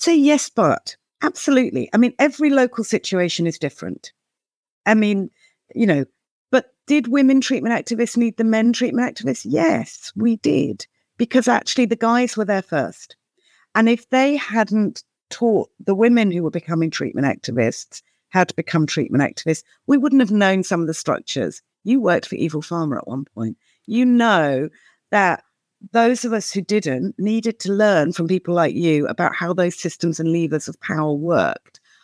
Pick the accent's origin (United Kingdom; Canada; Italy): United Kingdom; as a Brit